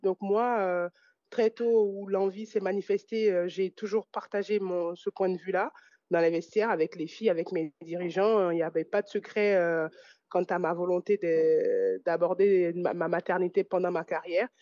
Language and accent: French; France; also born or lived in Italy; je fais le choix de revenir en France